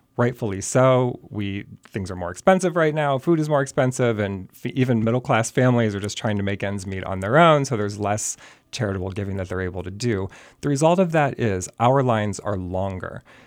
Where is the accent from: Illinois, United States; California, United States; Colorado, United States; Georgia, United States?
Illinois, United States; Chicago; moved away as an adult; now in Bethlehem, United States; I grew up in Chicago.